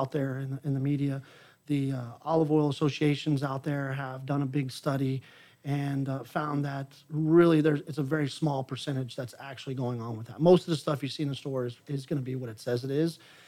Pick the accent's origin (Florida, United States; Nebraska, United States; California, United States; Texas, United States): Texas, United States; Houston; also born or lived in Humble, Texas; I was born and raised in Houston